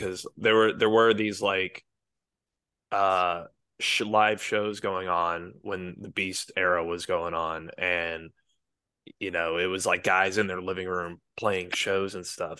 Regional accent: Marietta, Georgia, United States; moved away as an adult; now in Tainan, Taiwan; Marietta, Kennesaw, Georgia

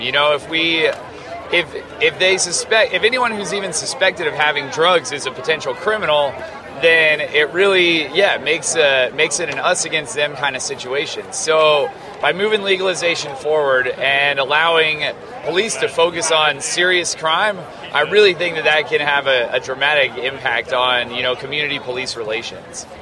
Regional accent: Farmington, New Mexico, United States; I'm from Farmington, New Mexico

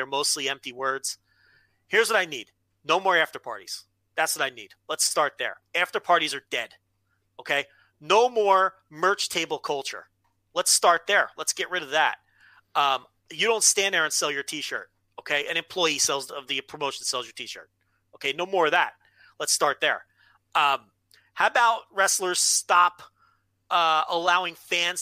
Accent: United States; I'm an American fan.

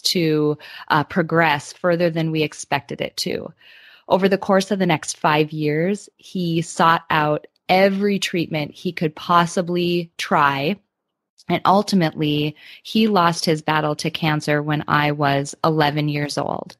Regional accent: Midwest, United States; I grew up in the Midwest in the United States

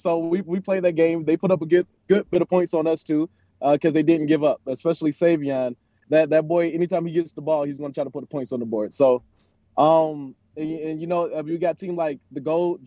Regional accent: Philadelphia, Pennsylvania, United States; now in Las Vegas, United States; I grew up in Philly

